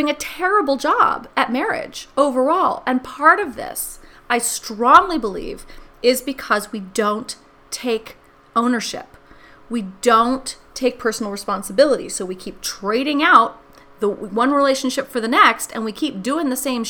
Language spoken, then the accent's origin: English; New York City, New York, United States; I grew up in New York City, and I grew up in New York City in the 70s.